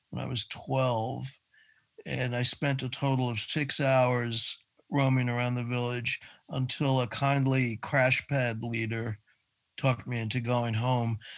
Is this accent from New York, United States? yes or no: yes; New York City, New York, United States; Well, I was born on the Upper West Side, 79th Street and Riverside Drive.